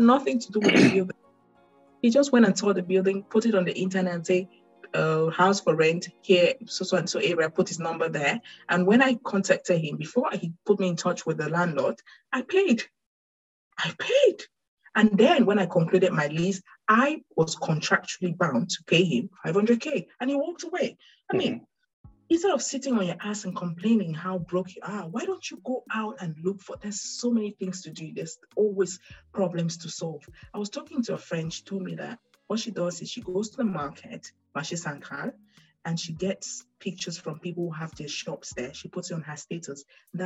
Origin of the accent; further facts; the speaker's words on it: Douala, Littoral, Cameroon; moved away; I was born and raised in Douala. I don't know any other part of Cameroon that well.